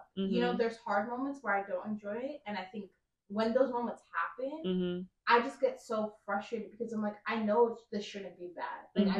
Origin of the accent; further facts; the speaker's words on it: Florida, United States; We're both from Florida